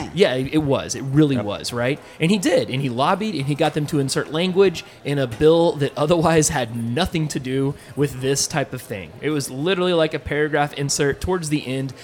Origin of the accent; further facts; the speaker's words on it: Texas, United States; I'm a Texan, tried and true